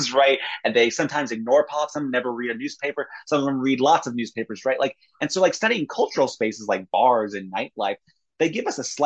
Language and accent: English; Indiana, United States; Indianapolis, that's my home state